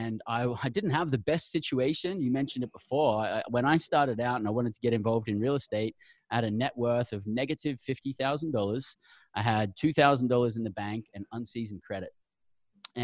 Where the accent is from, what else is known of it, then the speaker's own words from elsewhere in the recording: Brisbane, Queensland, Australia; moved away as an adult; now in United States; I'm an Aussie. I grew up down under. I came from Brisbane, Australia.